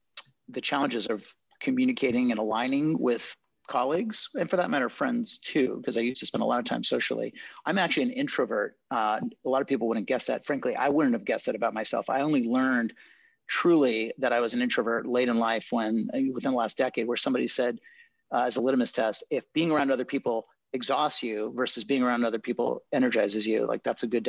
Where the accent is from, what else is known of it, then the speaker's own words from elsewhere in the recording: California, United States; born there; So I was born in Marin County in California to hippie parents.